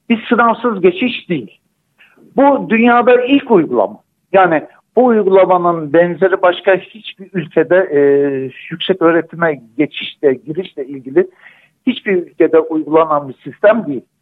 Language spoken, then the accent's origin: Turkish; Antakya, Hatay, Turkey; Ben depremden bir saat sonrasından itibaren bu süreçte hep buradayım. Ben zaten Antakyalıyım. Burada aktif görev alan doktorlardanım.